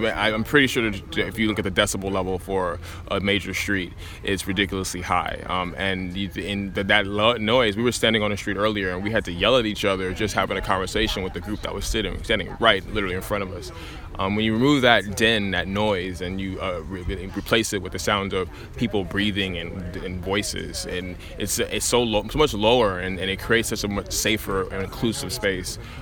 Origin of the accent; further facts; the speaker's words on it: Los Angeles, California, United States; growing up in South LA and being really aware of the neg- negative and harmful impacts that, the that my physical environment can have on me, like the lack of choices that I have with no parks in my neighborhood